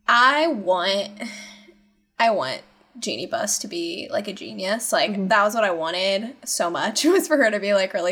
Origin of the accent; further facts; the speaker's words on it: St. Louis, Missouri, United States; I'm from St. Louis